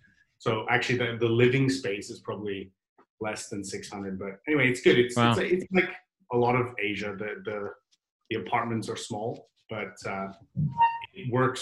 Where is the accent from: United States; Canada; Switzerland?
Canada; Vancouver, British Columbia; moved away as an adult; also born or lived in Dubai / London; now in Singapore; I was born in Dubai. My parents were up there. I moved to Vancouver when I was 9. Lived in Vancouver for most of the rest of the time. Moved to London about 7 years ago. Did 6 years in London, and now I'm almost a year in Singapore.